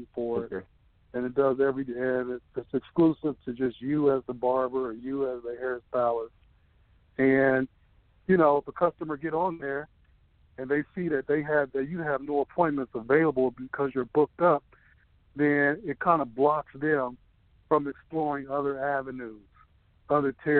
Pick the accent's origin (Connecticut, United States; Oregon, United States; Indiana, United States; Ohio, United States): Ohio, United States; Columbus; I'm from Columbus, Ohio, and I graduated from barber school